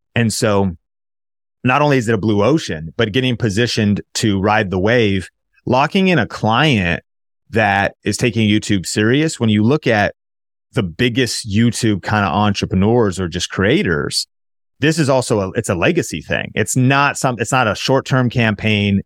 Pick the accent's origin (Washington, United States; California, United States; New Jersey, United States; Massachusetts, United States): Washington, United States; Marysville; also born or lived in Seattle, Washington / Arlington, Washington; I was born in Seattle. I actually grew up north of Seattle in Marysville, Washington, in Arlington, Washington